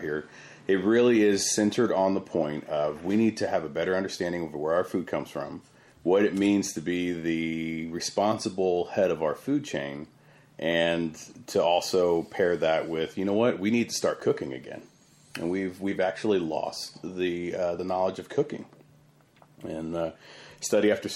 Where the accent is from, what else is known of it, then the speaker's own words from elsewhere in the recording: San Antonio, Texas, United States; I was raised here in South Texas, and we had a family farm out in Yoakum